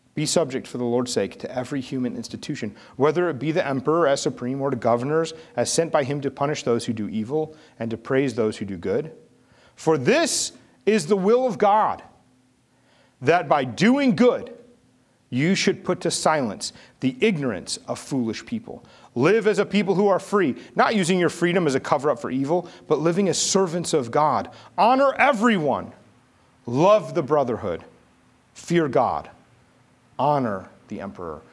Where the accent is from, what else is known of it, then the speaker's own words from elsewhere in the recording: St. Louis, Missouri, United States; I grew up in St. Louis